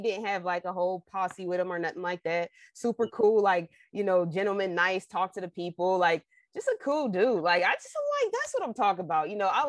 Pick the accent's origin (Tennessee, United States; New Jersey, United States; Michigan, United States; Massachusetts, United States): New Jersey, United States; moved away; I'm originally from New Jersey, right? So the East Coast vibe is just. It's different.